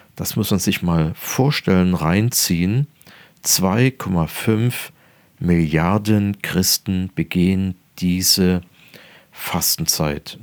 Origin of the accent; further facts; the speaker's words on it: near Dresden, Saxony, Germany; Ich bin geboren in der Nähe von Dresden